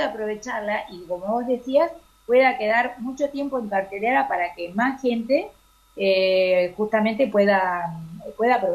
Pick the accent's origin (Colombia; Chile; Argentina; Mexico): Argentina; para nosotros como argentinos eh, miramos mucho, ¿no? Este, Europa y sobre todo España, que es nuestra madre patria, ¿verdad?